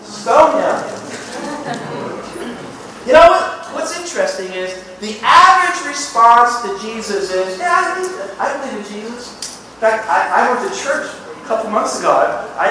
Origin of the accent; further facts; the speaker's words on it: Southern California, United States; I'm saying y'all tonight because I'm from Southern California